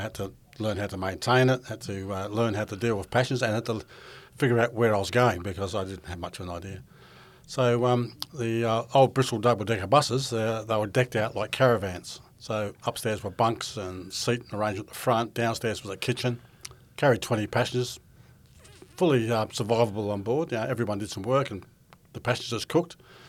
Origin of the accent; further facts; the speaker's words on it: Broken Hill, New South Wales, Australia; moved away as an adult; also born or lived in London; growing up in Broken Hill was flies, prickles and heat, and I always loved the idea of green fields and grass and something we didn't have a lot of.